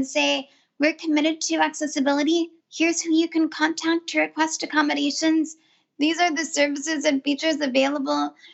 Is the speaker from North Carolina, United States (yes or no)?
no; California, United States; I grew up in California